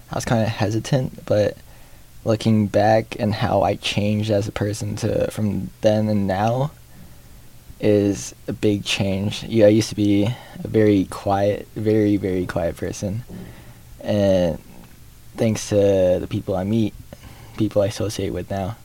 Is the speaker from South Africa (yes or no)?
no; Edmonton, Alberta, Canada; also born or lived in Philippines; now in Fort St. John, Canada; I was born in Edmonton, Alberta, Canada